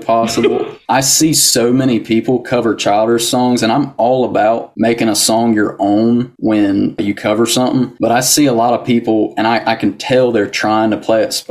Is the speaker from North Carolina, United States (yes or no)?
yes; Brown Summit, North Carolina, United States; born or raised there; also born or lived in Yanceyville, North Carolina; now in McLeansville, United States